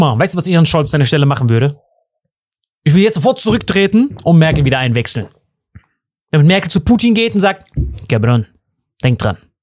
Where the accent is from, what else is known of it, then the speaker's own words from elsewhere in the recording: Germany; bei uns in Deutschland